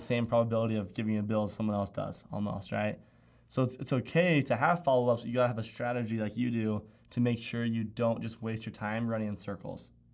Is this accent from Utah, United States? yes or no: yes; Utah, United States; Being from Utah